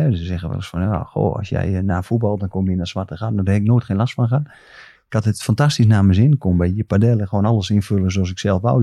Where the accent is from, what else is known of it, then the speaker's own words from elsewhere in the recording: Groningen, Netherlands; ik gewoon uit Groningen kom